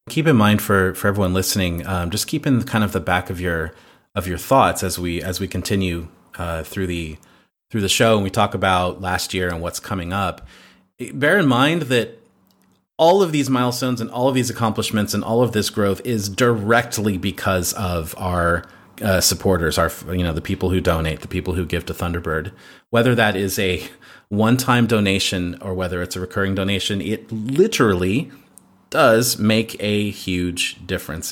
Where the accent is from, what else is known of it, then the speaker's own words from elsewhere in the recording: United States; moved away as an adult; now in Croatia; I'm an American in Croatia